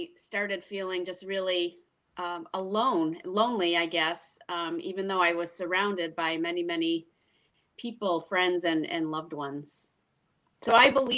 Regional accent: Rochester, New York, United States; now in Webster, United States; I was born and raised in Rochester, New York

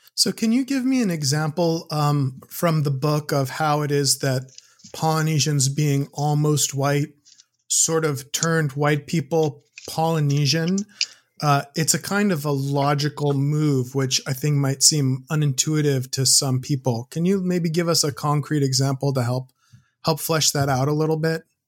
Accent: United States; as an American

